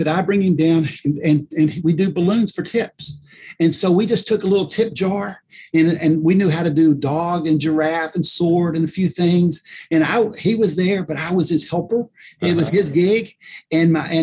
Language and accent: English; Paducah, Kentucky, United States; I'm from Paducah, Kentucky. And so it's where we lived then, and we still live here now